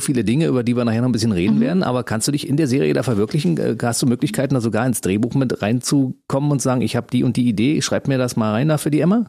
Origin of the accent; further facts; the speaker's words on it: Berlin, Germany; ich bin in Ostberlin aufgewachsen